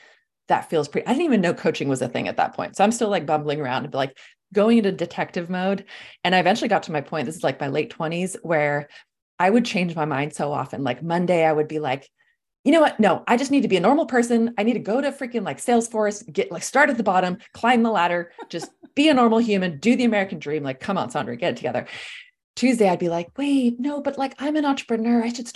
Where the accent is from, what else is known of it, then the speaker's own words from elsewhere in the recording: Sweden; English is a second language; also born or lived in California; I'm from Sweden originally. My whole family is back in Scandinavia. I love to travel. I grew up traveling. I'm like, you know, been back and forth between California and Scandinavia my whole life.